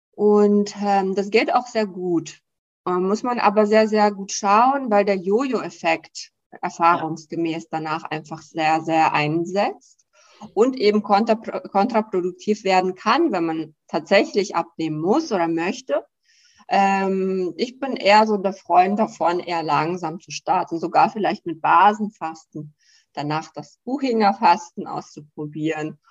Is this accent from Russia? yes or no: yes; Russia; now in Germany; ich komme ja aus dem Land, äh, Russland